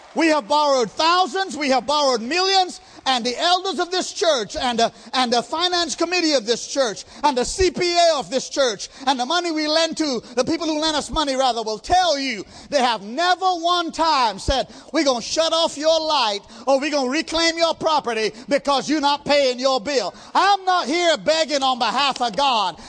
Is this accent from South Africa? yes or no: no; India; I'm an Indian